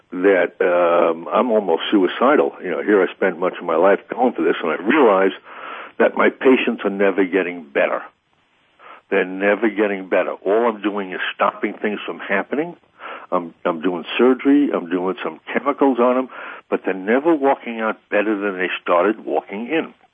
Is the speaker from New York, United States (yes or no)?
no; Missouri, United States; I'm very avant-garde, but you know, I'm from Missouri.